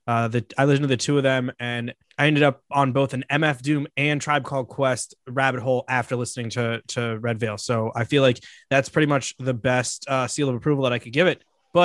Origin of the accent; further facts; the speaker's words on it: Silver Spring, Maryland, United States; my hometown in Silver Spring, Maryland.